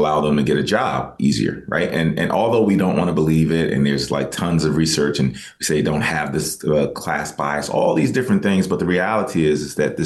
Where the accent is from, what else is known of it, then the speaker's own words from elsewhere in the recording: United States; are you from the States